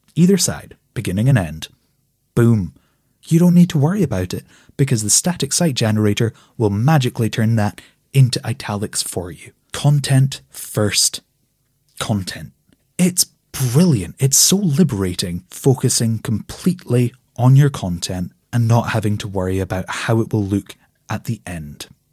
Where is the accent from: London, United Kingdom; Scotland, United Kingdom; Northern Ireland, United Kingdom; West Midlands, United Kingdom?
Scotland, United Kingdom; I'm Scottish